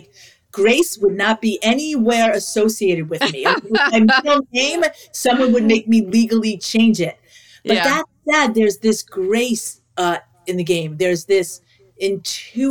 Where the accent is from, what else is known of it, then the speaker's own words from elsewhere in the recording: New York, United States; I grew up in New York